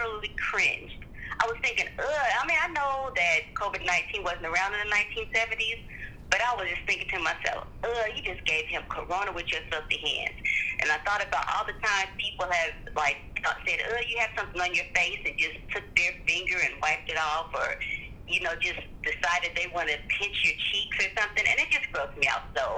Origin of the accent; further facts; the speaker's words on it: Trotwood, Ohio, United States; I'm from Trotwood, Ohio.